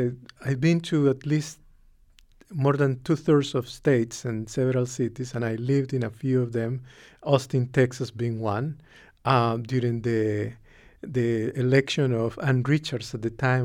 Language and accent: English; Nicaragua; I'm a product of the Cold War. I'm from Nicaragua.